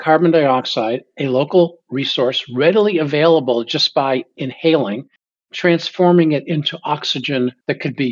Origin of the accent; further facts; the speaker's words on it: Boston, Massachusetts, United States; I grew up in the Boston area